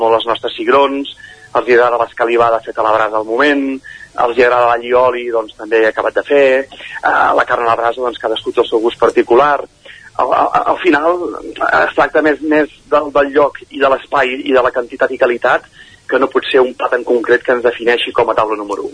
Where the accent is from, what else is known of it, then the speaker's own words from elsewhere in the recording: Caldes de Montbui, Catalonia, Spain; also born or lived in Manresa; vaig néixer a Manresa, però he viscut tota la vida a Caldés